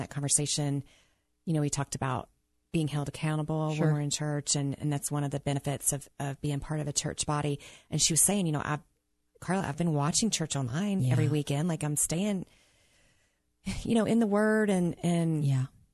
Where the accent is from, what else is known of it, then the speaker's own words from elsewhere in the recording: the South, United States; growing up in the South